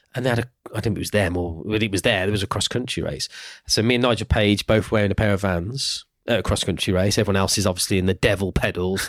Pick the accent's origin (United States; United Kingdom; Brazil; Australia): United Kingdom; Birmingham, West Midlands; I am from Birmingham